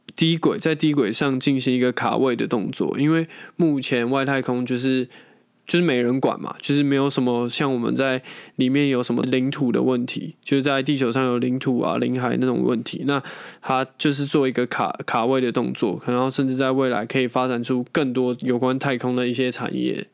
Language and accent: Chinese; Taiwan; 我们光是我们台湾好了